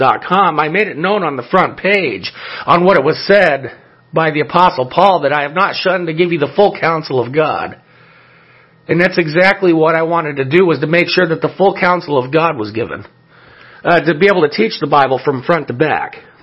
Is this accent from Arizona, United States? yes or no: no; El Monte, California, United States; when I was a child, where I grew up in El Monte, California